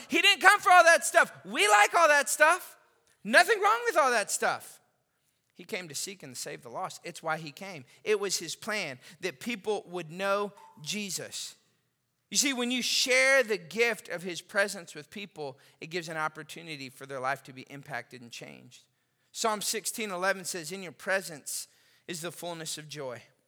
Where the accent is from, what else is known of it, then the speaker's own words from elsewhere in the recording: Austin, Texas, United States; moved away; also born or lived in Lafayette, Louisiana; I grew up in Austin, Texas